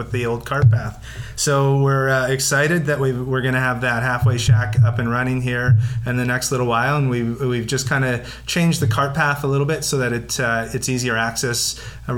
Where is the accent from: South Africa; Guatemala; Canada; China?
Canada; British Columbia; us as British Columbians